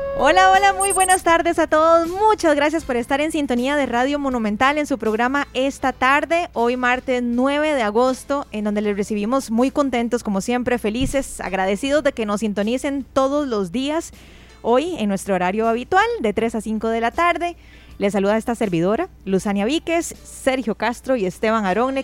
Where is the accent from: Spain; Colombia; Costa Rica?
Costa Rica; cómo somos los ticos